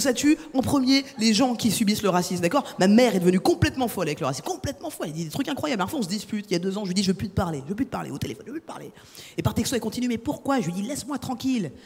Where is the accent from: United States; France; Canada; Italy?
France; je suis française.